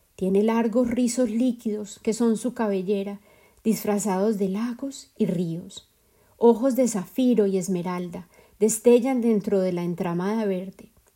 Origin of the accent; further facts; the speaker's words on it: Colombia; la vida de mi madre en Colombia, mi país de origen